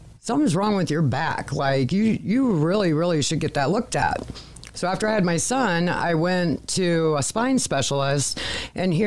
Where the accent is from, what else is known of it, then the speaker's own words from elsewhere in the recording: Findlay, Ohio, United States; also born or lived in Cincinnati, Ohio; I was born and raised here in Findlay, Ohio